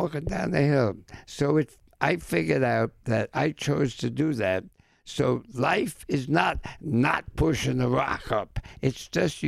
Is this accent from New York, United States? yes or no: yes; New York City, New York, United States; I'm from the Bronx